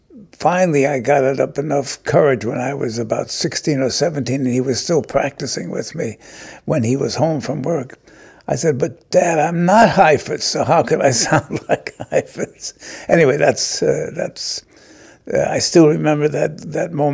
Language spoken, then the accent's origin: English; New York City, New York, United States; I was born in New York City on April 5th, 1926